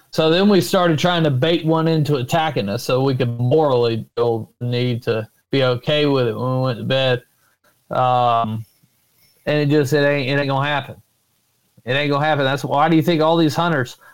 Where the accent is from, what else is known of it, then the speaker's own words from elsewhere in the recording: Florida, United States; in my home state is nobody ever thought about really Bigfoot in Florida